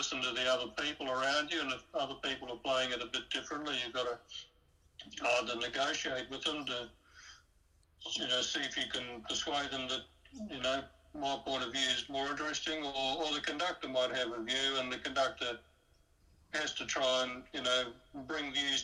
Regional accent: New Zealand; where I was growing up in New Zealand

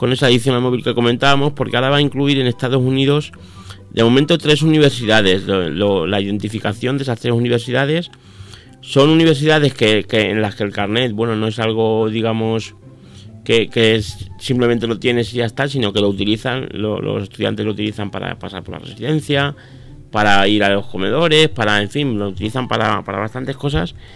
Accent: Miguel Esteban, Castilla-La Mancha, Spain; a mi pueblo, por ejemplo, que, me encuentro que llego al a mi pueblo, mi pueblo es Miguel Esteban, para el que no lo, no lo sepa, me encuentro que llego a Miguel Esteban a 50 kilómetros de aquí

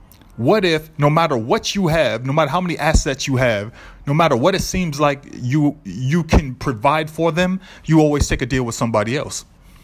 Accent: Boston, Massachusetts, United States; I'm from Boston.

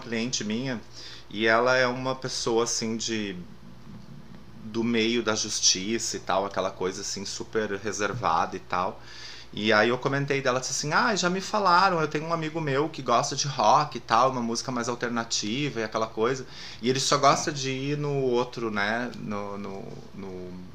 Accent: Lajeado, Rio Grande do Sul, Brazil; moved away; also born or lived in Porto Alegre; eu também nasci em Lajado

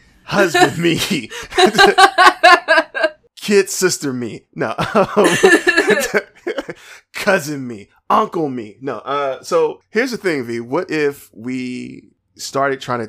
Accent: United States; I'm American

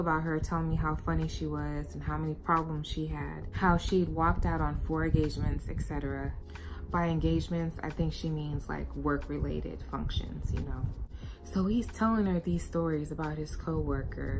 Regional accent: United States; where I grew up in the United States

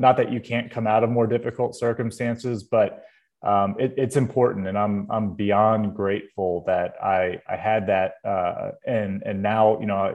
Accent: Louisville, Kentucky, United States; I grew up in Louisville, Kentucky

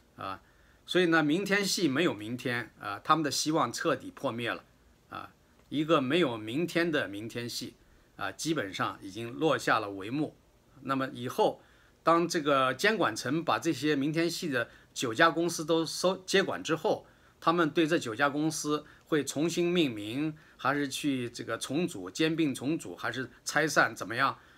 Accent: China; 我们中国人里边其实有很多数量比例很高的人群里边都有一些亚健康

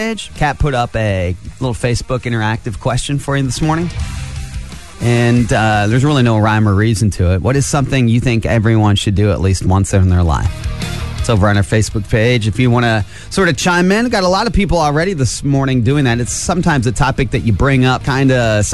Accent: Angola, Indiana, United States; also born or lived in Atlanta / Los Angeles; I grew up in Angola. I'm from around here.

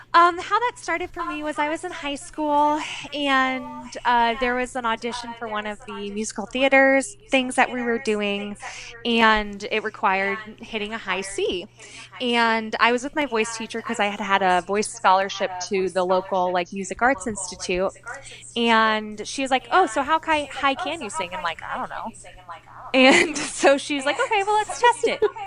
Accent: Kansas City, United States; I grew up in Kansas City

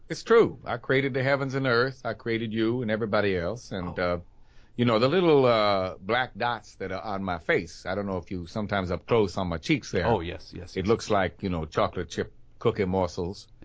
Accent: the South, United States; You know, I'm from the South uh, myself, so right?

